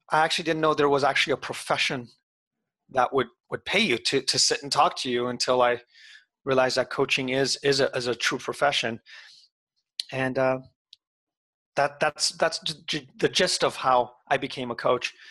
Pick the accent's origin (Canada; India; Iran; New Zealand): Iran; born there; my family, I was born in Iran and every single year or two we would have to move.